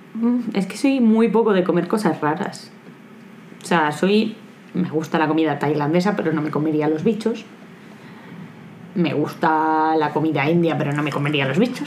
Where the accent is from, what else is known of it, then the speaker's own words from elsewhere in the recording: Aranda de Duero, Castile and León, Spain; en Aranda, de donde yo soy, Aranda de Duero